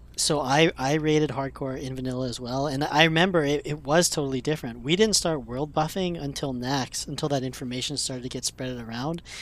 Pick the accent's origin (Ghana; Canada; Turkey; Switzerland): Canada; me being Canadian